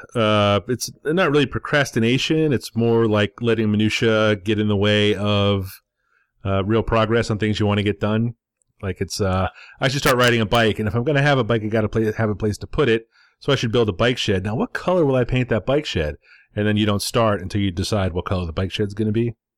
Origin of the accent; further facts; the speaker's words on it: United States; as an American